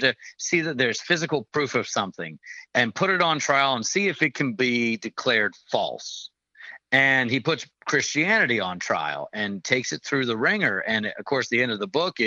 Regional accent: Scotland, United Kingdom; I'm a Scottish person

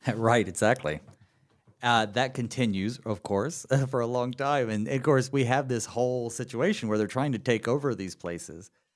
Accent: North Carolina, United States; accent: southern; moved away as an adult; also born or lived in Saint Louis / Connecticut; now in Minnesota, United States; I moved from North Carolina, where I'm from, to Saint Louis for seminary

